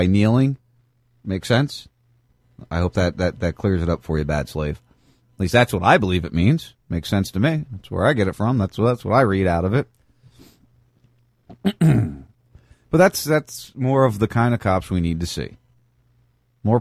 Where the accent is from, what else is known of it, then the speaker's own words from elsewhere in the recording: New Jersey, United States; I grew up in Jersey